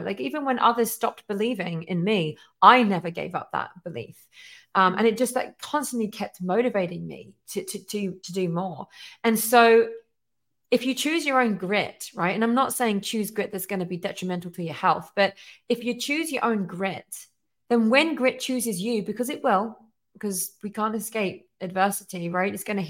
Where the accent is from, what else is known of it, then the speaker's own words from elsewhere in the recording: England, United Kingdom; now in United States; I'm obviously originally from England, and I chose to come to America